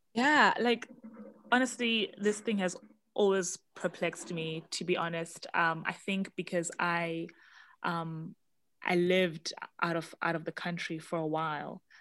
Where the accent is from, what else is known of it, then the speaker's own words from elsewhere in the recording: South Africa; as a South African